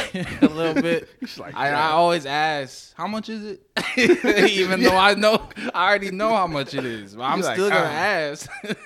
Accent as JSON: {"language": "English", "country": "Haiti", "said": "I'm from Haiti"}